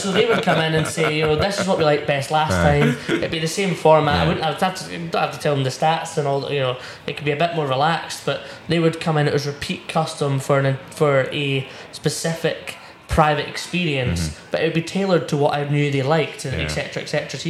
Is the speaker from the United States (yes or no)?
no; Scotland, United Kingdom; We're Scottish. We're 24-year-old Scottish lads that love whiskey in Scotland.